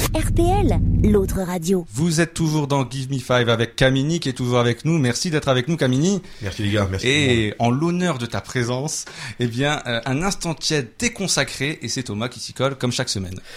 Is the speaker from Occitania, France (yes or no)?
no; Coudekerque-Branche, Hauts-de-France, France; mes origines de l'extrême nord de l'Afrique, Coutkerk branche à côté de Dunkerque